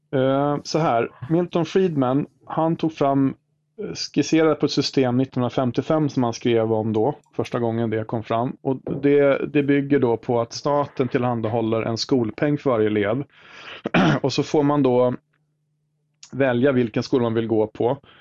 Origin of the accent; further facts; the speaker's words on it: Sigtuna, Stockholm County, Sweden; i Sigtuna där jag är född och uppvuxen